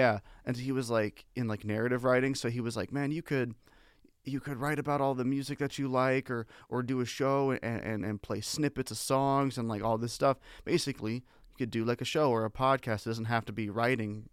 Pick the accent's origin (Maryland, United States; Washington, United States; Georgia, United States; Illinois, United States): Washington, United States; now in Las Vegas, United States; I was born in Washington State